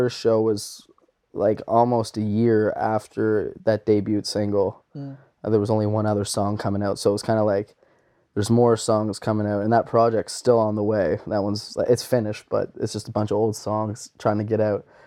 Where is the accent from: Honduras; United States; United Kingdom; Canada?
Canada; New Glasgow, Nova Scotia; a lot of people from home, like New Glasgow and Pictou County area